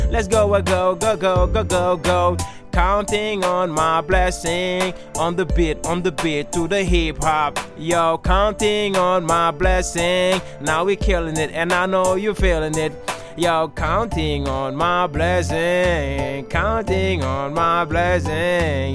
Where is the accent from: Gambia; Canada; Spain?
Gambia; also born or lived in Senegal; now in Norway; I was born in Gambia and I grew up between Senegal and Gambia.